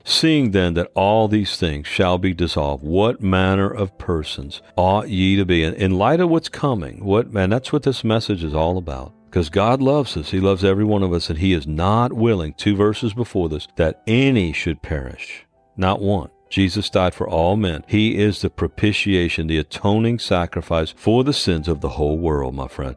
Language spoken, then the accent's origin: English; New Orleans, Louisiana, United States; moved away; I was born and raised in New Orleans